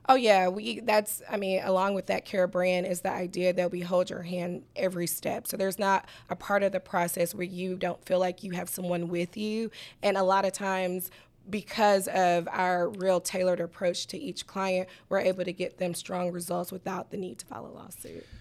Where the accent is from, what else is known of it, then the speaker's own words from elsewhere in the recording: Atlanta, Georgia, United States; also born or lived in Oklahoma City; my hometown, Southwest Atlanta